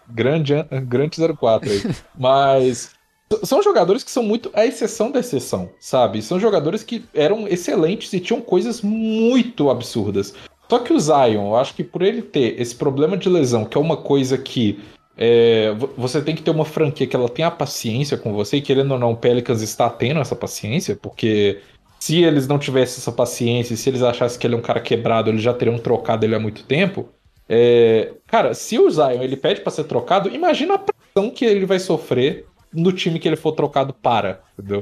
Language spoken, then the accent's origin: Portuguese; Brazil; pra gente que é brasileiro